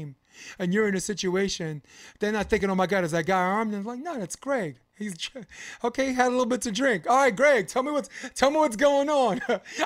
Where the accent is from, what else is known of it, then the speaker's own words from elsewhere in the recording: New York City, New York, United States; moved away; When I grew up on Flatbush